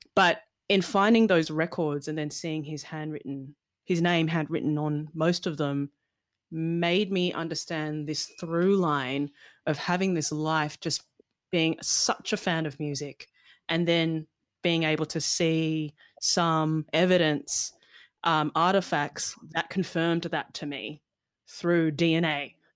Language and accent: English; Melbourne, Victoria, Australia; also born or lived in London / Malaysia; my family was migrating from London, 'cause I was born in London, over to Melbourne